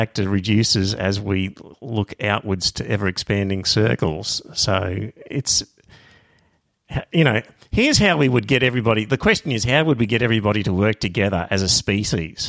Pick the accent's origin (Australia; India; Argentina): Australia; also born or lived in Brisbane, Australia; I as an Australian